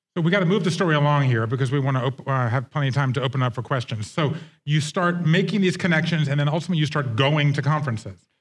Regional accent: Georgia, United States; I grew up Jewish in Georgia

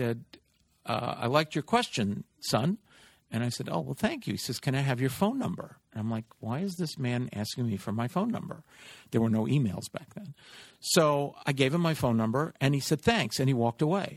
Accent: New York City, New York, United States; I grew up in Flushing, Queens

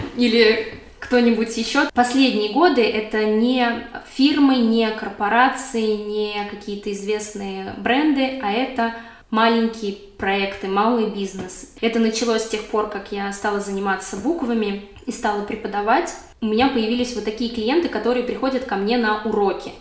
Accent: Moscow, Russia; moved away as an adult; now in Berlin, Germany; я родилась и выросла в Москве

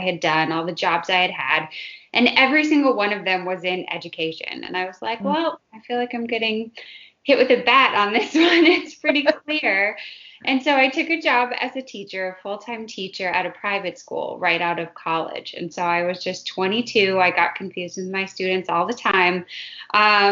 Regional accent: Minnesota, United States; I grew up in Minnesota

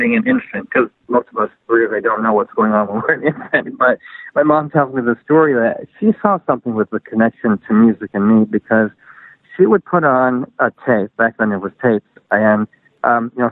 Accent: Grand Rapids, Michigan, United States; moved away as an adult; also born or lived in Arkansas; now in Nashville, United States; I grew up in Grand Rapids, Michigan

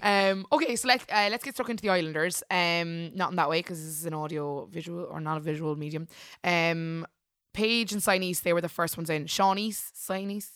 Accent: Ireland; we're Irish

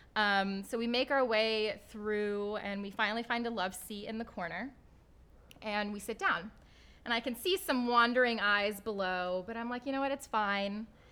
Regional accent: Midwest, United States; growing up in the Midwest, to an immigrant Pakistani father

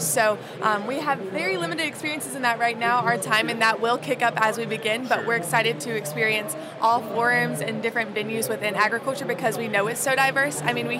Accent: Salisbury, North Carolina, United States; Yeah, so I'm from Salisbury, North Carolina. It's about an hour north of Charlotte.

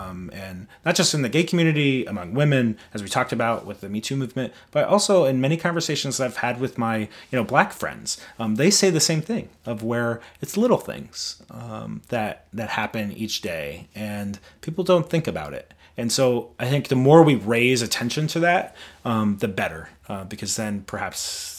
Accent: Midwest, United States; I grew up in the Midwest where it was common to use, you know, gay and fag as hate words.

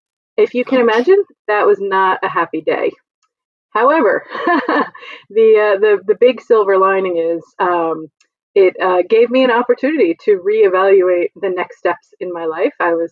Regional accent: Jersey Shore, New Jersey, United States; moved away as an adult; also born or lived in Gettysburg, Pennsylvania / New York City / Philadelphia; I grew up on the Jersey Shore. We explored the Pine Barrens.

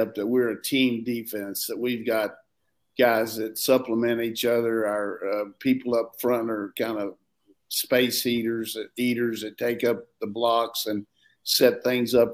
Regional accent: Burlington, North Carolina, United States; moved away; I'm from Burlington, North Carolina, the hosiery capital of the world

